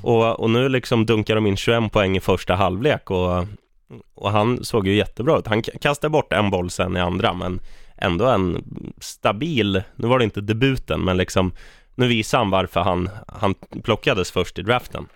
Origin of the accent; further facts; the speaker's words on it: Eskilstuna, Södermanland, Sweden; jag är från Eskilstuna